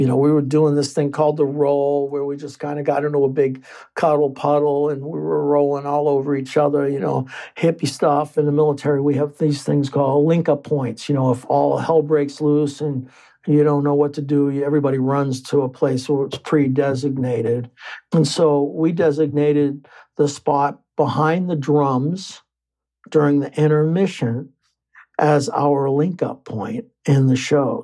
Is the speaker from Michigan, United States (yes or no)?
no; Lynn, Massachusetts, United States; growing up in Lynn, Massachusetts in the 70s was no picnic